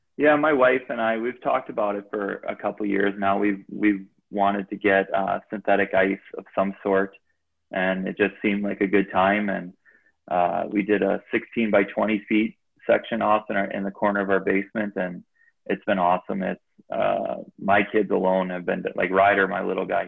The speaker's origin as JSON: {"language": "English", "town": "Chicago", "region": "Illinois", "country": "United States", "tie": "born or raised there", "said": "I grew up in Chicago"}